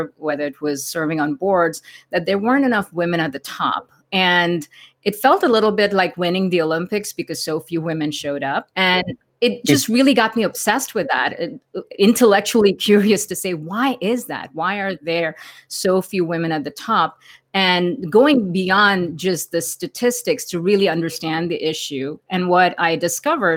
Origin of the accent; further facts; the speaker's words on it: India; moved away as an adult; now in United States; I grew up in India, and 20 years ago, when I first came to America